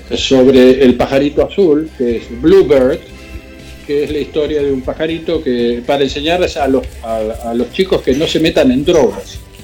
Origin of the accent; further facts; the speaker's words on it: Argentina; now in United States; soy argentino, estamos en Estados Unidos